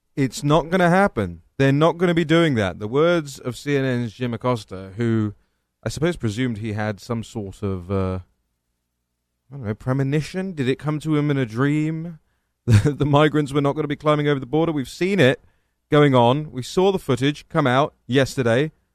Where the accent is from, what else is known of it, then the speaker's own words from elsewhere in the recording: England, United Kingdom; now in Washington, D.C., United States; I'm English.